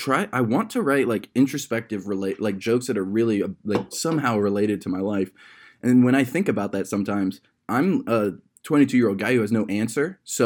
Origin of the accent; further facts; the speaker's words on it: Akron, Ohio, United States; in my years of growing up in Akron, Ohio